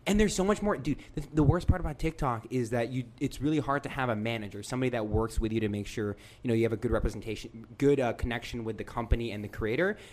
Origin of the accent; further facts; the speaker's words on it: United States; we grew up in America